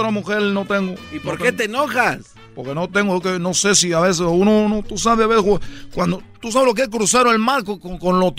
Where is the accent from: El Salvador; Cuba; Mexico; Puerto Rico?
Cuba; yo, para los que no saben, por primera vez que están oyendo esto, yo soy de Cuba